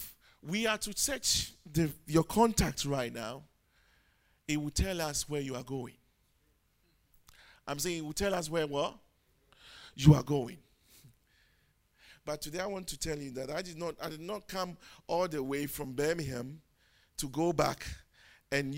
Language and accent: English; Ghana; moved away; I'm not English. I'm a Ghanaian